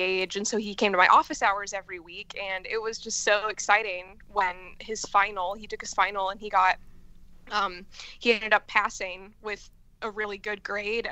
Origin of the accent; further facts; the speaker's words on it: Michigan, United States; moved away as an adult; also born or lived in Idaho; now in Chicago, United States; I'm originally from Michigan.